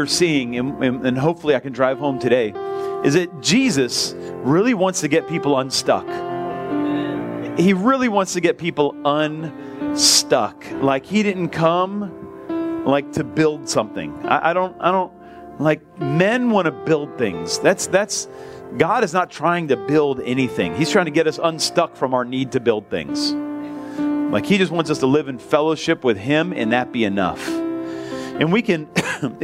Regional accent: United States; I'm American

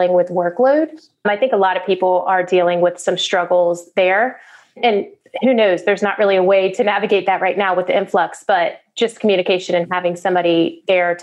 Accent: the South, United States; I'm from the South, so I'm a country girl.

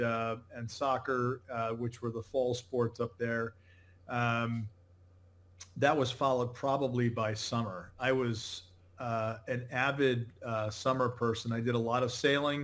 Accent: Connecticut, United States; moved away as an adult; now in Naples, Florida, United States; I grew up in Connecticut

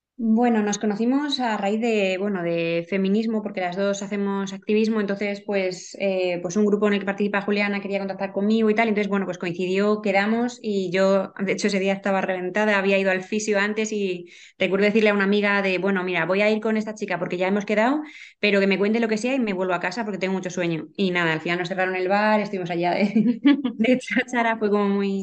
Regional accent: Jaén, Andalusia, Spain; now in Salamanca, Spain; yo soy andaluza, yo soy de Jaén

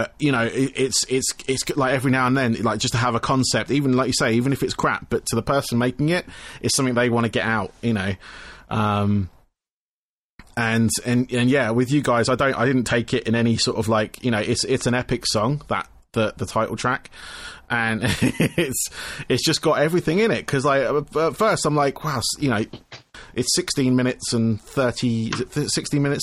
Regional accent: Camberley, South East England, United Kingdom; I'm south of London by about 30 miles. I'm in a town called Camberley

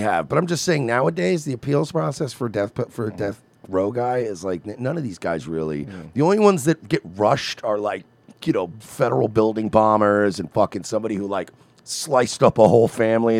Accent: Long Island, New York, United States; I grew up on Long Island

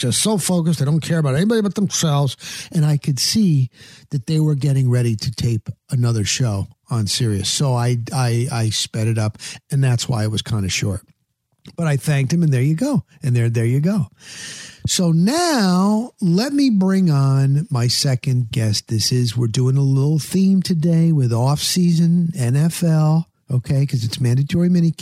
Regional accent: New Jersey, United States; now in Tampa Bay, United States; I've been in the Tampa Bay market a long time, but I'm from New Jersey

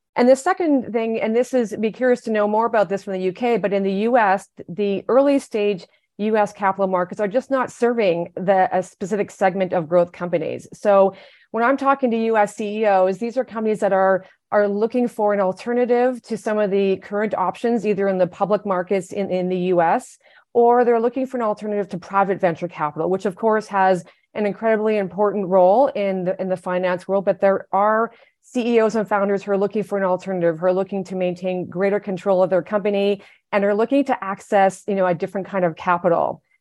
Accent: Canada; moved away as an adult; now in United States; I am Canadian, I've been living in the US for 10 years

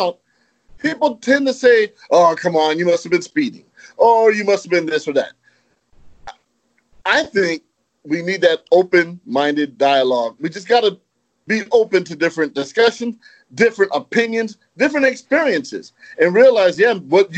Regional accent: Los Angeles, California, United States; I'm from Los Angeles. I grew up in California

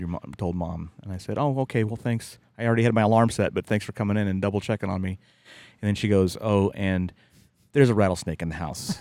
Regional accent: West Virginia, United States; moved away; growing up in West Virginia

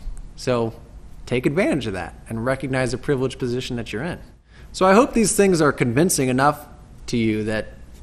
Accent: United States; as American Christians

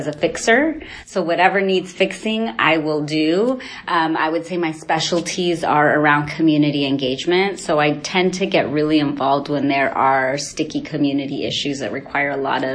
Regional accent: Redwood City, California, United States; I grew up in Redwood City nearby, daughter of Mexican immigrants

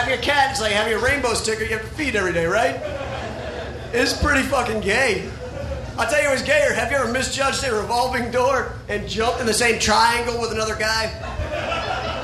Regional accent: Sumter, South Carolina, United States; my hometown of Sumter, South Carolina

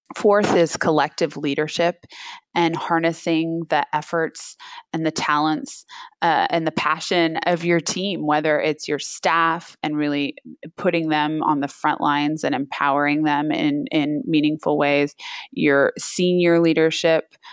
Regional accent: Napa, California, United States; also born or lived in San Francisco, California; I grew up in Napa, California, wine country

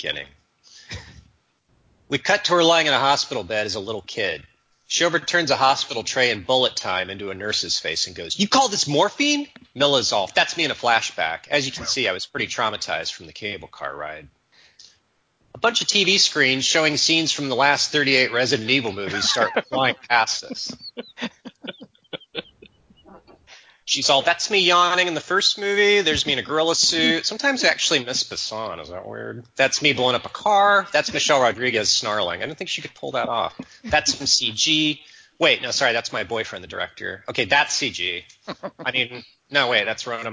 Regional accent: United States; now in Germany; I'm American

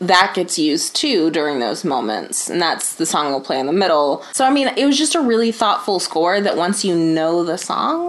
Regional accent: United States; as an American

